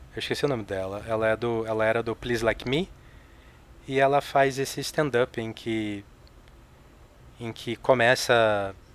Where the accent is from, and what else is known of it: Rio de Janeiro, Brazil; born or raised there; moved away as an adult; now in São Paulo, Brazil